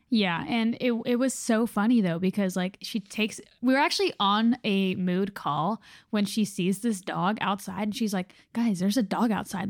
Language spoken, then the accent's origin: English; North Carolina, United States; my home state